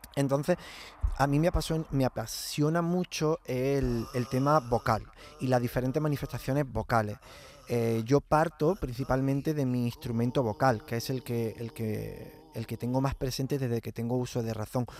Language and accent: Spanish; Villa del Río, Andalusia, Spain; yo soy de pueblo, de Villa del Río, un pueblo de Córdoba